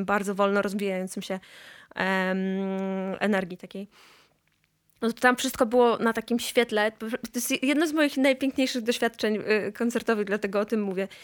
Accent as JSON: {"language": "Polish", "town": "Gdańsk", "region": "Pomeranian Voivodeship", "country": "Poland", "tie": "born or raised there", "said": "ja się urodziłam w Gdańsku"}